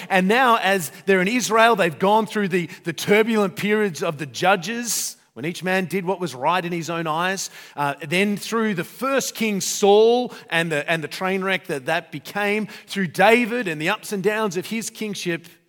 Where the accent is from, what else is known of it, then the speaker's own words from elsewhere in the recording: Australia; I'm Australian